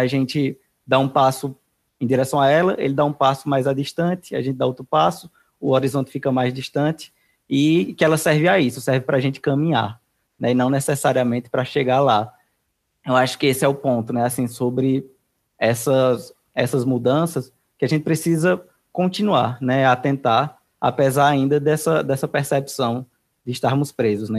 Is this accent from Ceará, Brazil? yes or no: yes; Juazeiro do Norte, Ceará, Brazil; eu sou de Juazeiro do Norte